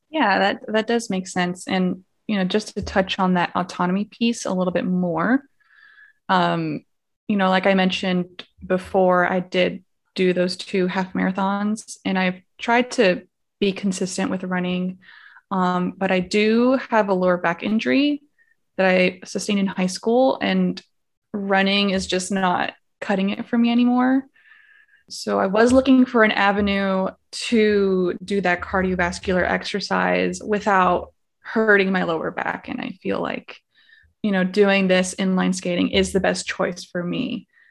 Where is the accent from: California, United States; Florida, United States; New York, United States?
Florida, United States; Miami; moved away as an adult; now in San Antonio, United States; I'm originally from Miami, Florida